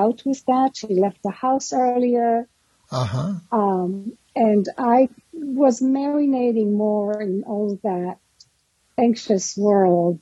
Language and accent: English; Israel; now in New York, United States; Israel. I was born in Israel